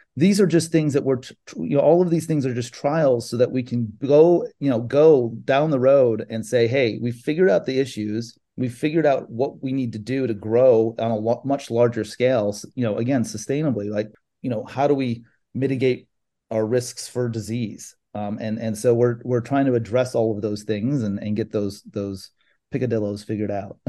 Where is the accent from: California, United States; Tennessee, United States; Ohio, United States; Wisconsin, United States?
California, United States; born or raised there; moved away as an adult; also born or lived in Chicago; now in South Florida, United States